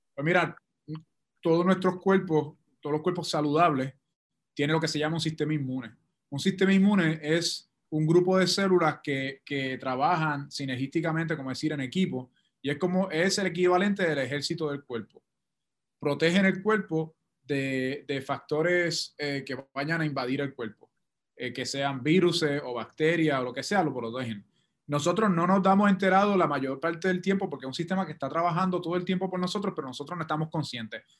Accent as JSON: {"language": "Spanish", "country": "Puerto Rico", "said": "nuestra propia experiencia como puertorriqueños"}